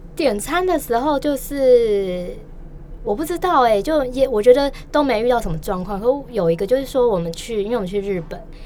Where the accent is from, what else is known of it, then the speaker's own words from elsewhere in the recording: Taipei, Taiwan; also born or lived in Taichung; 我从小都在台北